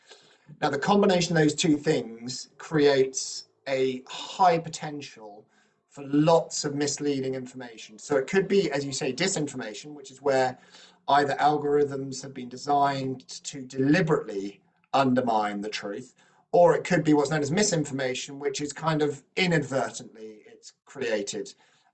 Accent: United Kingdom; I'm British

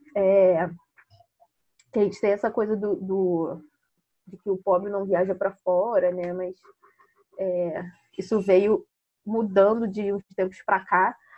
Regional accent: Baixada Fluminense, Rio de Janeiro, Brazil; moved away; Eu era moradora da Baixada Fluminense, eu nasci na Baixada Fluminense e depois que eu me mudei para Cari

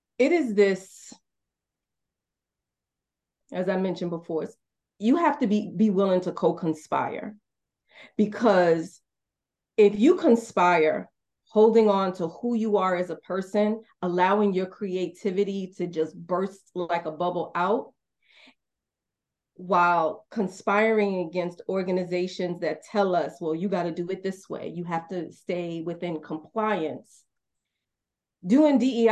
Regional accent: New York City, New York, United States; now in Marietta, United States; I'm a Black woman born and raised in Brooklyn, New York. I currently reside in Marietta, Georgia

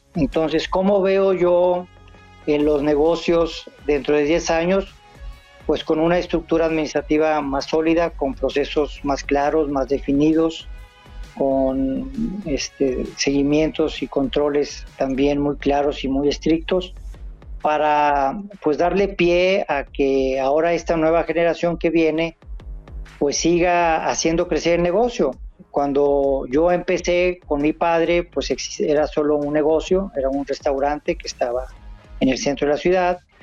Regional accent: northern Mexico, Mexico; soy norteño y acá la cerveza se toma como agua

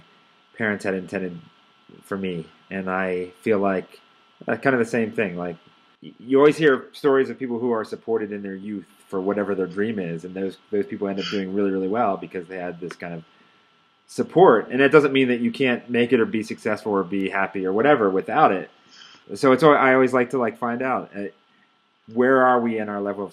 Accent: East Coast, United States; now in Denver, United States; I grew up on the East Coast

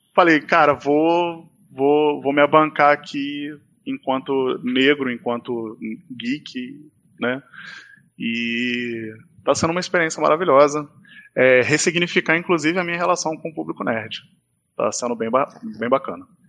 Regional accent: interior of Rio de Janeiro state, Brazil; eu sou do interior aqui do estado do Rio.

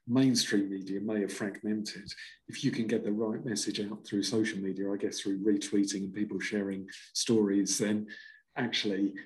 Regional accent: Felixstowe, East of England, United Kingdom; I grew up in Felixstowe

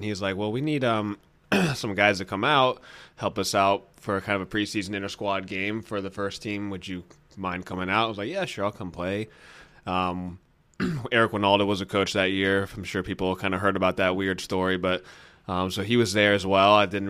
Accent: Atlanta, Georgia, United States; moved away as an adult; now in Austin, United States; Yeah, and I'm actually born and raised in Atlanta

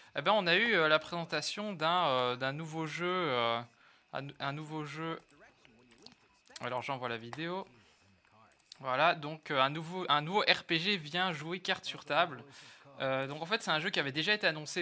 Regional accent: Belgium; je suis belge, donc si vous entendez des 70 ou des 90, ne soyez pas surpris

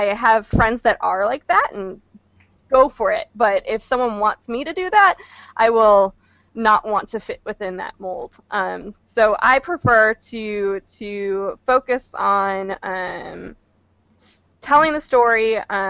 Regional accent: Midwest, United States; moved away; I grew up in the Midwest, so Gen Con was actually my local con.

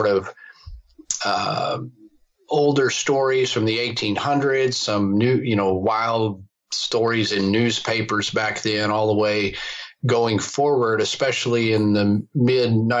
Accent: Fort Worth, Texas, United States; I grew up, I was born in Fort Worth, Texas, been a Texan all my life

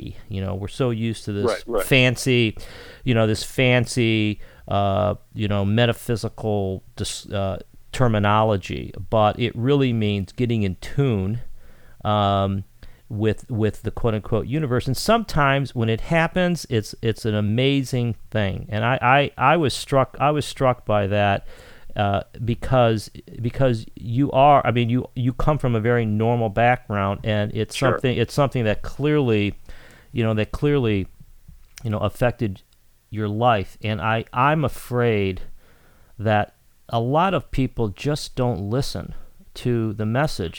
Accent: Cleveland, Ohio, United States; now in Chicago, United States; I'm from Cleveland, I live in Chicago

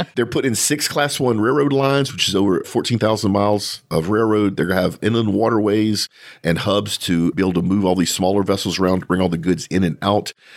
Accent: South Louisiana, United States; I'm from South Louisiana

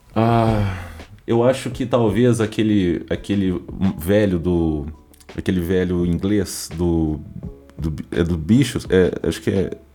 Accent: Minas Gerais, Brazil; eu sou mineiro

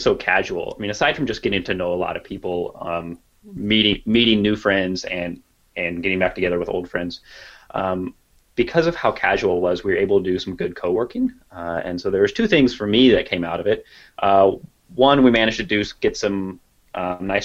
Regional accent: Kansas, United States; I'm from Kansas

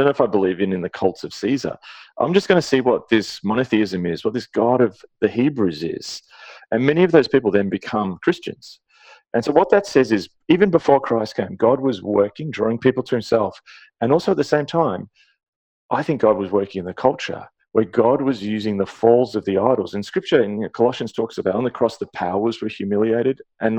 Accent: Canada

